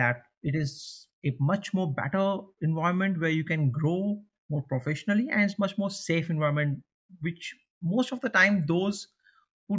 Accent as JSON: {"language": "English", "country": "India", "also_born_or_lived": "Pune, India", "moved": "as an adult", "lives_now": "Copenhagen, Denmark", "said": "I'm from India."}